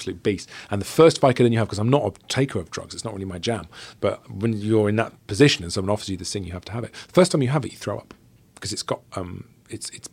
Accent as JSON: {"language": "English", "region": "South Wales", "country": "United Kingdom", "tie": "born or raised there", "said": "growing up in South Wales"}